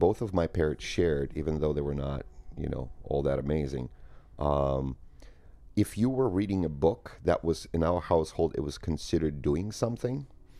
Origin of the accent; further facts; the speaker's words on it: Moscow, Russia; also born or lived in Ukraine; So I grew up in Soviet Union, in between Moscow and a small town in Ukraine